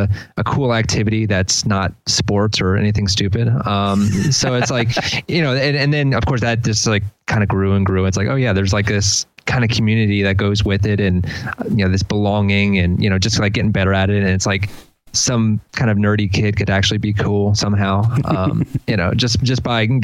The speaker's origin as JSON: {"language": "English", "region": "Delaware", "country": "United States", "also_born_or_lived": "Philadelphia", "moved": "yes", "lives_now": "College Park, United States", "said": "I'm from Delaware originally."}